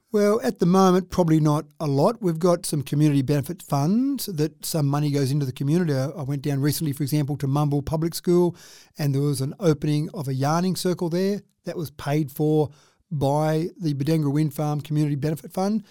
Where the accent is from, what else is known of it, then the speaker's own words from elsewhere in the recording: Dubbo, New South Wales, Australia; when I was growing up in Dubbo